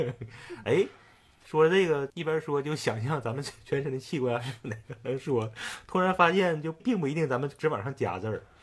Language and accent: Chinese; Northeast China, China; accent: Northeastern Mandarin; 咱两个普通东北人